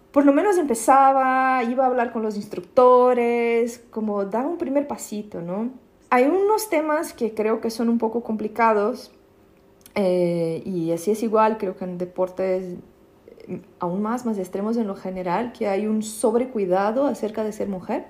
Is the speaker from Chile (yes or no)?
no; São Paulo, Brazil; Spanish is a second language; moved away as an adult; also born or lived in Mexico / United States; now in Berlin, Germany; en São Paulo de donde soy